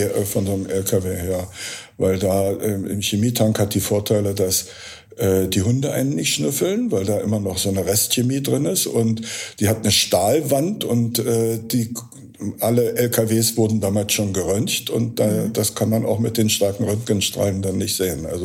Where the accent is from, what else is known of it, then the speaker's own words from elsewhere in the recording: Berlin, Germany; Und als Berliner äh, war es äh, im NPD-regierten Dorf in Niedersachsen mit Wagenrädern an den weißen Häusern